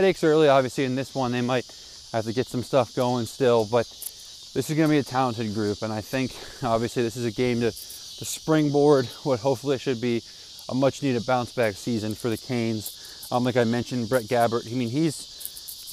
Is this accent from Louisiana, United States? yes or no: no; Northeast Ohio, United States; I always enjoyed the Miami-Ohio, Miami-Florida debate growing up in Northeast Ohio and MAC territory